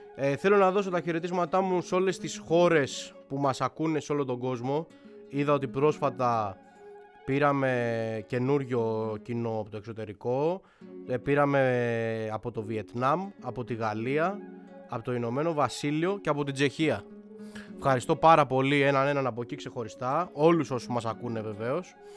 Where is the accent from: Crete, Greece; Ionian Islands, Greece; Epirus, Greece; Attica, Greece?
Attica, Greece; Athens; εγώ είμαι Αθηναίος, έτσι, 100% ε, και εννοώ ρε παιδί μου ότι είμαι άνθρωπος της πόλης, της περιοχής μου.